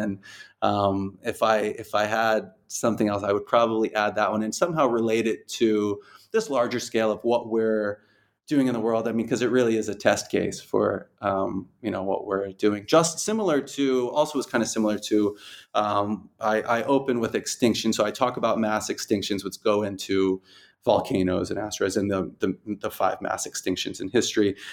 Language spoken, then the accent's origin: English; Rhode Island, United States; moved away as an adult; now in Dubai, United Arab Emirates; I'm from Rhode Island